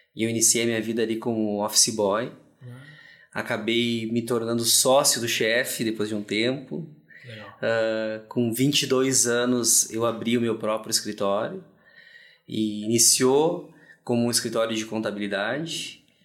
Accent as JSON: {"language": "Portuguese", "region": "Rio Grande do Sul", "country": "Brazil", "said": "nosso estado, Rio Grande do Sul"}